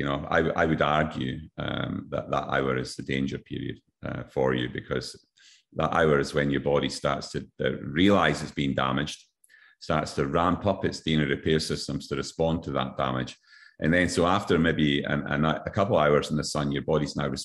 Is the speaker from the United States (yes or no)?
no; Scotland, United Kingdom; now in Queensland, Australia; my home country, Scotland